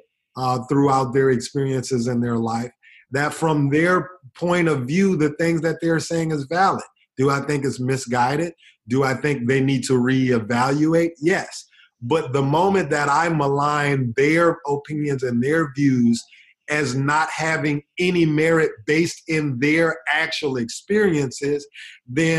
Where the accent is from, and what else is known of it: United States